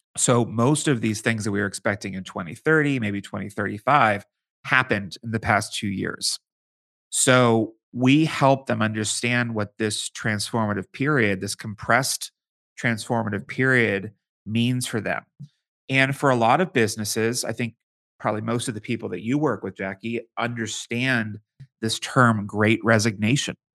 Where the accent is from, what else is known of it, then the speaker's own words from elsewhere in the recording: Pittsburgh, Pennsylvania, United States; moved away as an adult; now in Washington, D.C., United States; I'm from Pittsburgh, Pennsylvania.